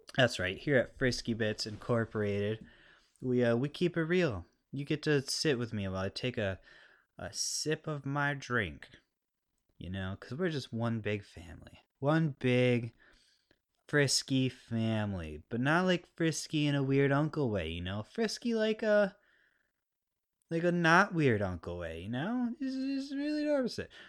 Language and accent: English; United States; I'm a I'm a American, living the American dream